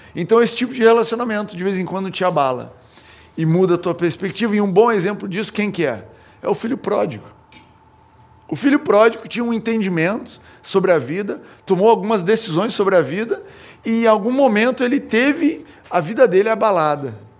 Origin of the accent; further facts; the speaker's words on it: Brazil; eu, como brasileiro